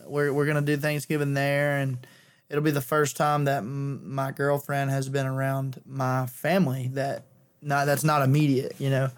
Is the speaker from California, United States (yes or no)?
no; near Billingsley, Alabama, United States; She's probably fifteen minutes away from my hometown